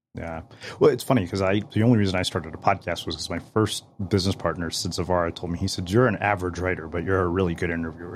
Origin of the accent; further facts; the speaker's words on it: India; also born or lived in Berkeley, California; now in United States; I'm an Indian immigrant